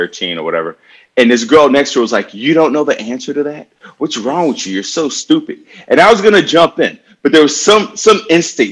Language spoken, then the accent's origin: English; Chicago, Illinois, United States; now in San Diego, United States; I grew up in Chicago on the north side and one block from the lake.